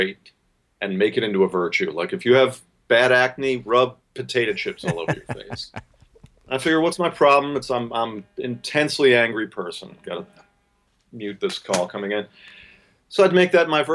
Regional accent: Philadelphia, Pennsylvania, United States; now in Stockbridge, Georgia, United States; I grew up in Philly, idolized New York

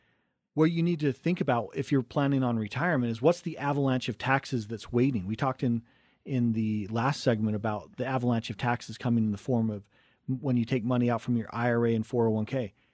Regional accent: Cottonwood Heights, Utah, United States; We grew up in Cottonwood Heights, right between Big and Little Cottonwood Canyon. Went to Brighton High School

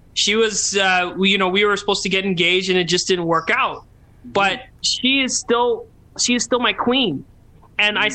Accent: Calgary, Alberta, Canada; We grew up in Calgary, the whitest city in Canada

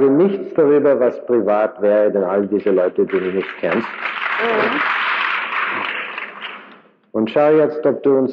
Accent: Vienna, Austria; now in United States; Da braucht man nicht zu spekulieren. Äh, ich äh, bin aus Wien

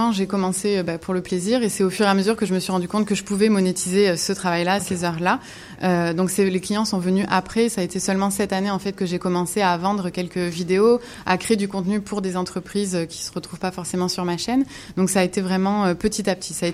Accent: Montreal, Quebec, Canada; born there; moi j'ai la double nationalité parce que je suis née euh, à Montréal et j'ai fait un retour euh, à Montréal il y a 8 ans déjà.

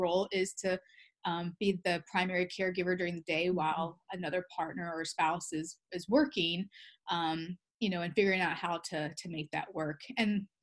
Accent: the South, United States; I grew up in the South

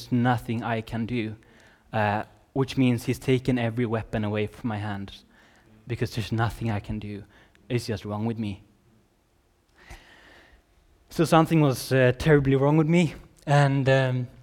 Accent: Sweden; also born or lived in Redding, California; I'm from Sweden

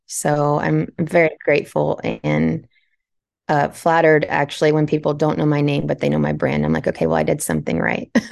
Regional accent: Central Texas, United States; I was born and raised in Central Texas

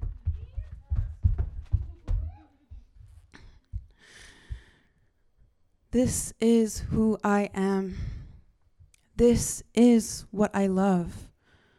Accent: Northern Alberta, Canada; moved away; I'm not actually from BC. I'm from Northern Alberta, which is just a province away.

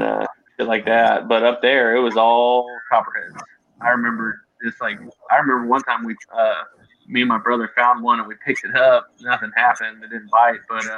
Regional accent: Kansas City, United States; moved away; I grew up in Kansas City, outside of Kansas City.

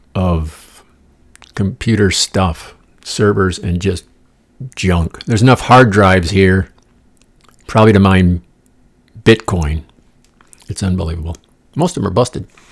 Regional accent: Midwest, United States; moved away; I'm from the Midwest, spent half my life there

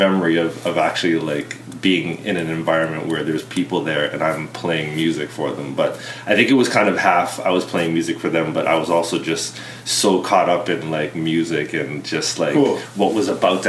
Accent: Vancouver, British Columbia, Canada; born there; also born or lived in Bermuda; I was born in Vancouver.

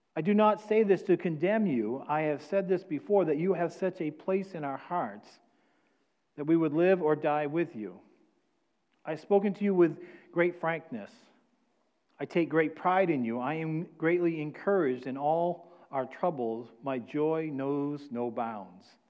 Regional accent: New England, United States; moved away; I'm from New England

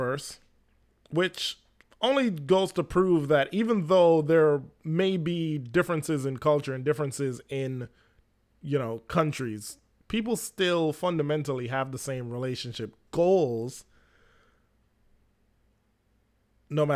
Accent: Jamaica; now in United States; the Jamaican male, which I am

